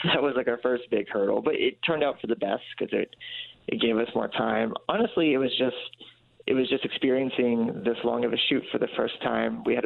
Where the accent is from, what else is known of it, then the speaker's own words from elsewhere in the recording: Kentucky, United States; moved away as an adult; now in Indianapolis, United States; I've been in Indianapolis for the past 6 years, but I grew up mostly in Kentucky